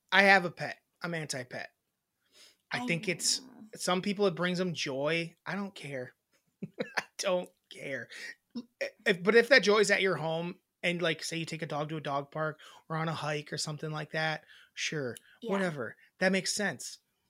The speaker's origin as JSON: {"language": "English", "region": "Wisconsin", "country": "United States", "tie": "born or raised there", "said": "we grew up in Wisconsin. We're in Wisconsin."}